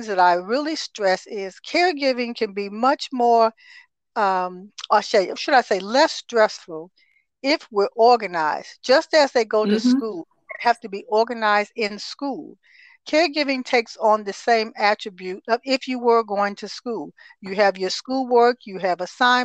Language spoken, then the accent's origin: English; Toledo, Ohio, United States; moved away as an adult; also born or lived in Texas; I am originally from Toledo, Ohio, mm-hmm. and I was born and raised there.